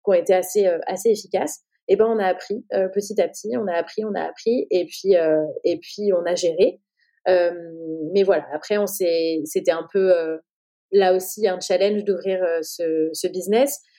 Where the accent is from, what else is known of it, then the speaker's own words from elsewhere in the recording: France; de, montrer notre crédibilité en tant que française, etc.